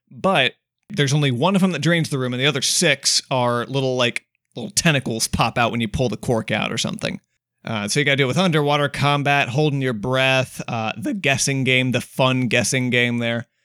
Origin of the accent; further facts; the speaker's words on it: United States; I'm an American.